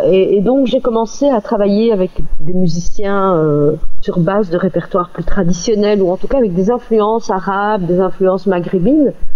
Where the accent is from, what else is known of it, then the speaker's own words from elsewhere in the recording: Belgium; je suis d'origine marocaine, je suis née en Belgique